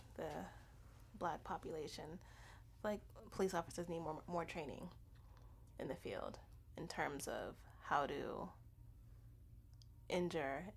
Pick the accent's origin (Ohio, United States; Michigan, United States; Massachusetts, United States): Massachusetts, United States; Boston; I grew up in Boston my entire life